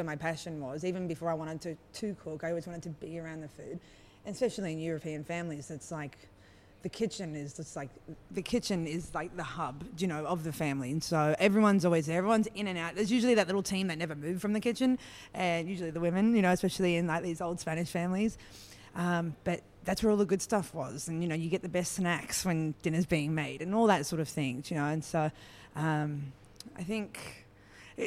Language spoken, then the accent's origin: English; Australia; growing up in Australia